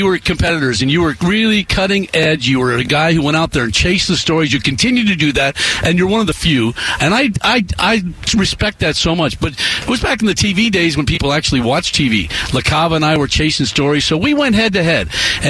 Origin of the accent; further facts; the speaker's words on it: New York City, New York, United States; this great city that I've grown up in and spent 60 years. And I'm actually from Brooklyn.